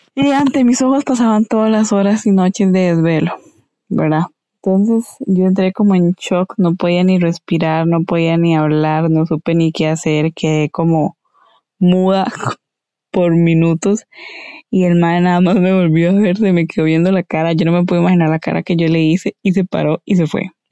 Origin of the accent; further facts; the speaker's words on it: Esparza, Puntarenas, Costa Rica; Esparza Punta Arenas, de donde soy oriunda.